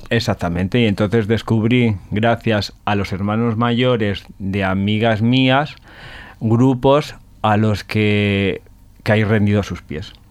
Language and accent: Spanish; Spain; porque es folclórica, como somos las españolas folclóricas, entonces él lleva eso en su interior.